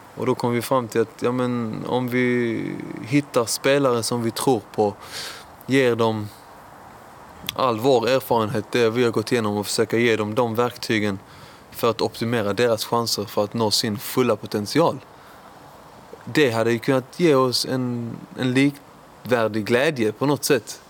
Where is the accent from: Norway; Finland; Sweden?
Sweden; Lund, Skåne; also born or lived in Iran / Höganäs; flyttade vi till Lund och där är jag uppvuxen på Norra Fäladen.